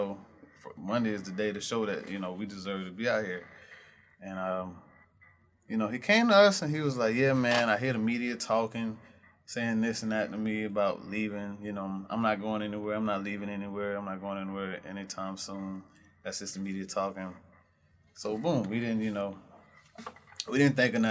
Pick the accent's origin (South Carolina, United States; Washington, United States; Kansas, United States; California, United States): South Carolina, United States; Camden; I'm from Camden.